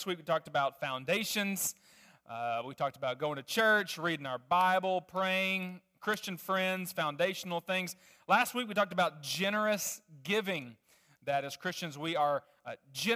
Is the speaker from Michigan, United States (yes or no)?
no; Little Rock, Arkansas, United States; I grew up in Little Rock, Arkansas